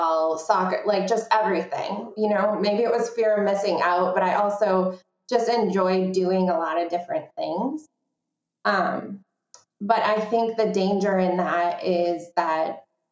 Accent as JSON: {"language": "English", "town": "Verona", "region": "Wisconsin", "country": "United States", "tie": "born or raised there", "said": "opening this new space in Verona, in my hometown"}